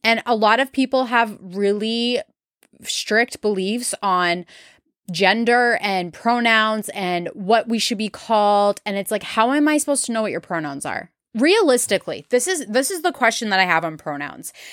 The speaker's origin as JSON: {"language": "English", "area": "New England", "region": "Massachusetts", "country": "United States", "said": "I am from New England, Massachusetts specifically"}